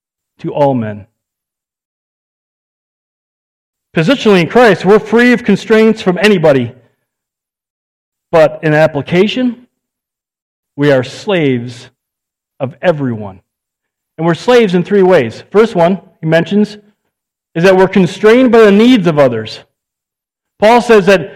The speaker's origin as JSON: {"language": "English", "country": "United States", "said": "I'm an American."}